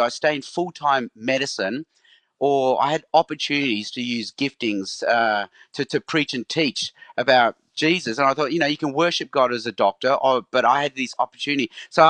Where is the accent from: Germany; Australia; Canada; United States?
Australia; also born or lived in Hong Kong; So I was born in Hong Kong, but as a baby, my parents moved to Australia. So I grew up in Australia.